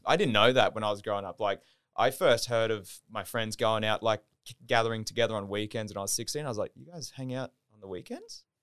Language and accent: English; Gold Coast, Queensland, Australia; also born or lived in Southport, Queensland; now in Brisbane, Australia; born in Southport, raised in Burley